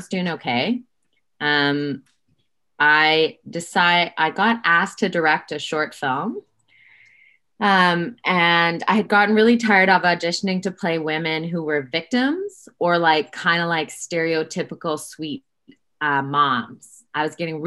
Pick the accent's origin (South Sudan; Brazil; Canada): Canada; Saskatoon, Saskatchewan; moved away as an adult; also born or lived in Toronto; I am from Saskatoon, and after high school, I moved to Toronto